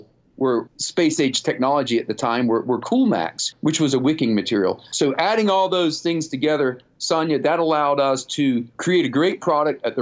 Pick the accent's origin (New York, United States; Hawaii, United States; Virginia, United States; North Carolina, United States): North Carolina, United States; also born or lived in Nottingham, United Kingdom / Pennsylvania / Rhode Island / New Hampshire; I grew up in the South